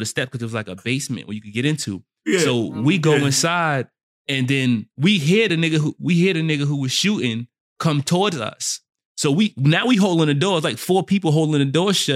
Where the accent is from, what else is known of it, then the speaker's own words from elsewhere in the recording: New York City, New York, United States; I'm from South Jamaica, Queens